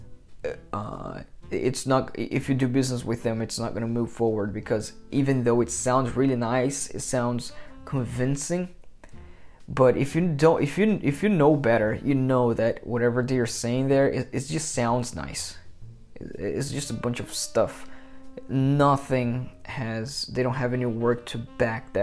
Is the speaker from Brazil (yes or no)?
yes; Brazil; moved away; I'm from Brazil, and a lot of people from my country, actually from the country where I was born, from Brazil